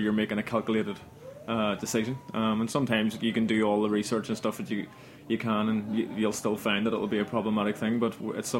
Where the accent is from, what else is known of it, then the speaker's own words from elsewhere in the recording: Belfast, Northern Ireland, United Kingdom; moved away as an adult; Like, when I came over from Belfast in London, I would have heard of all these, like, famous bartenders